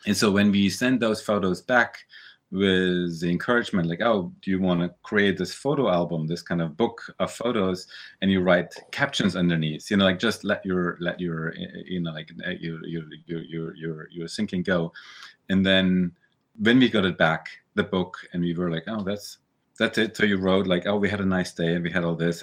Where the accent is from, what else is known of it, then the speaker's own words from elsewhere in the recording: Germany; moved away as an adult; also born or lived in New York, United States; we grew up in Germany, we emigrated to the U S, we went back to Germany.